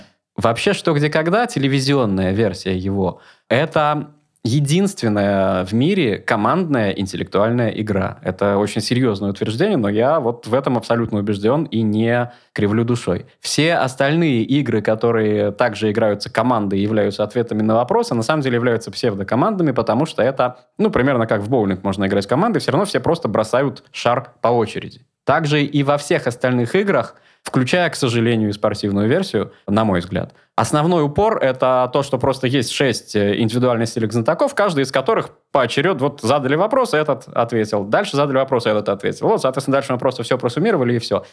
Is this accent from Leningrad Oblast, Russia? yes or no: yes; Gatchina, Leningrad Oblast, Russia; я родился в Гатчине